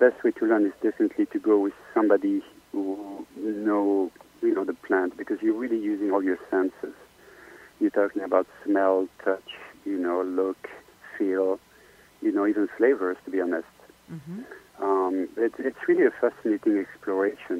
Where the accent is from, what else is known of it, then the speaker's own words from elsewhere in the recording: Belgium; accent: French; English is a second language; now in Los Angeles, United States; I grew up in Belgium